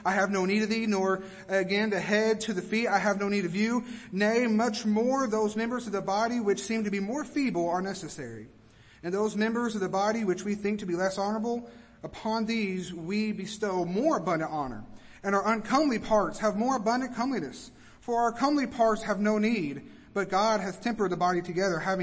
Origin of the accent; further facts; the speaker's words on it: Kentucky, United States; now in Georgia, United States; I'm from Kentucky